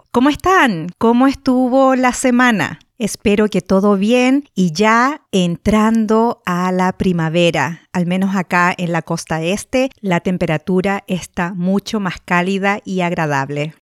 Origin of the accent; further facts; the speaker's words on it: Chile; now in United States; yo me vine acá a Estados Unidos desde Chile hace 21 años